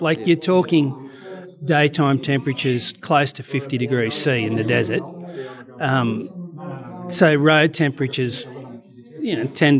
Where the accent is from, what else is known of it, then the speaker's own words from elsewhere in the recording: Australia; But, yeah, it is part of being Australian overseas, I guess.